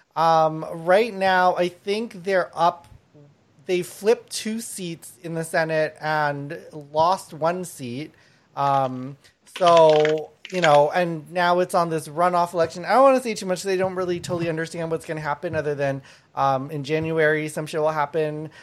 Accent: Thailand; now in Canada; I was born in Thailand, um, and my my family's from from Laos and Thai

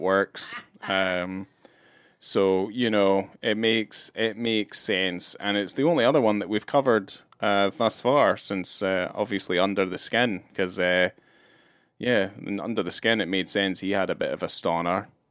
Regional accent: Scotland, United Kingdom; moved away; growing up in Scotland

